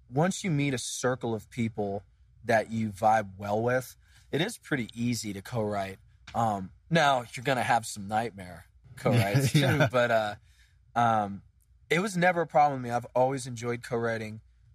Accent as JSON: {"language": "English", "area": "near Scranton", "region": "northeastern Pennsylvania", "country": "United States", "tie": "born or raised there", "also_born_or_lived": "Syracuse, New York", "moved": "as an adult", "lives_now": "Nashville, United States", "said": "I grew up in northeastern Pennsylvania."}